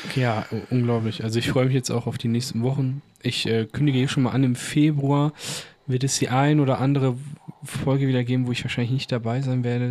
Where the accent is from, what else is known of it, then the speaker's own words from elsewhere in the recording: Bochum, North Rhine-Westphalia, Germany; wir kommen ja auch aus Bochum